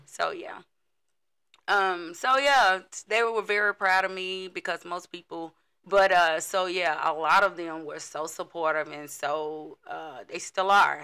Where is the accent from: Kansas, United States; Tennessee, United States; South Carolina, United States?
Tennessee, United States; Chattanooga; I am from here, Chattanooga, Tennessee.